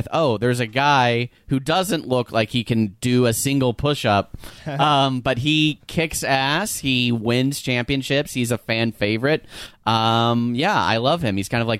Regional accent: West Hills, California, United States; I'm actually from here originally.

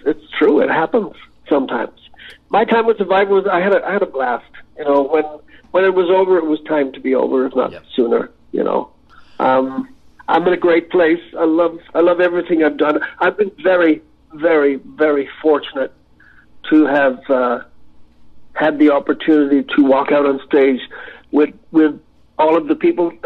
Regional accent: Ireland; I'm an Irish lad, you know, came from nothing

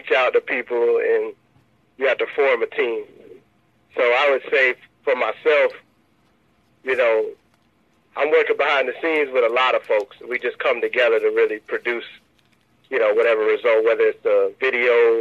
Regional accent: Tallahassee, Florida, United States; Tallahassee being my hometown

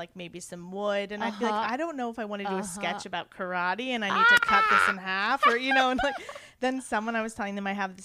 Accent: Washington, District of Columbia, United States; moved away as an adult; also born or lived in Clemson, South Carolina; now in Chicago, United States; I was from D.C. Ooh. And I'd lived there pretty much my whole life

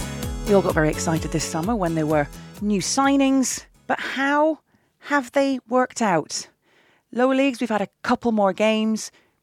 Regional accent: Middlesbrough, North East England, United Kingdom; It's my hometown too, so I like to follow the borough.

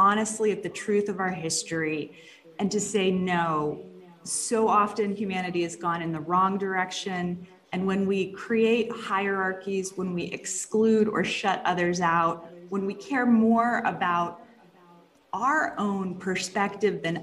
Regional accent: Jacksonville, Florida, United States; moved away as an adult; also born or lived in Dallas area, Texas; I did grow up in the Dallas area, and then in North Florida, Jacksonville is my hometown.

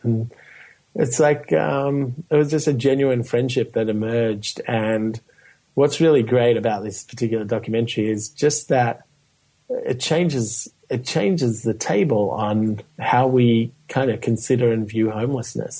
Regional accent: Melbourne, Victoria, Australia; moved away; growing up in Melbourne, Australia

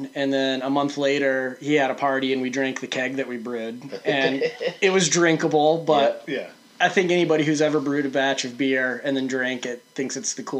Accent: St. Louis, Missouri, United States; now in Maine, United States; I grew up in St. Louis, and there's a pretty big brewery there

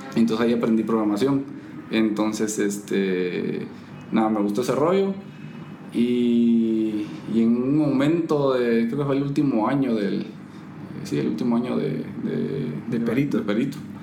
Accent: Puerto Barrios, Izabal, Guatemala; yo nací en, en Izabal, en Puerto Barrios, en Izabal

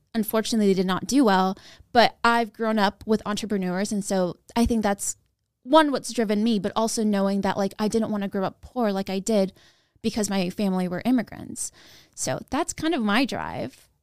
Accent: Sacramento, California, United States; I grew up in Broderick, California, which is a suburb, which is a small neighborhood in Sacramento

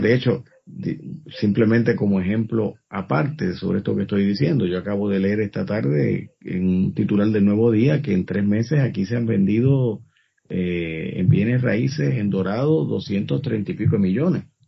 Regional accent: Puerto Rico; nosotros somos parte del Caribe

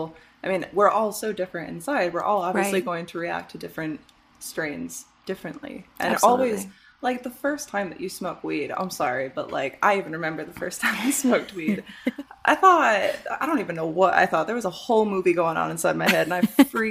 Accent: Michigan, United States; moved away; I grew up in Michigan

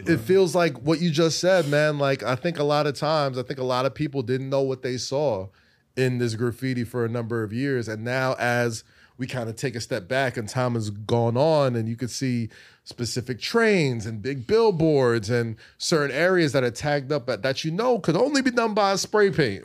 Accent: New York City, New York, United States; I'm a New Yorker

